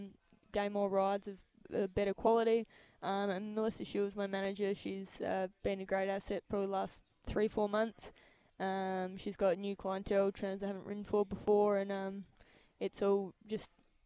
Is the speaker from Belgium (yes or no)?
no; near Morphettville, South Australia, Australia; also born or lived in Adelaide Hills; Early on I grew up near Morfettville. Mum and Dad trained a couple out of there and then moved to Adelaide Hills.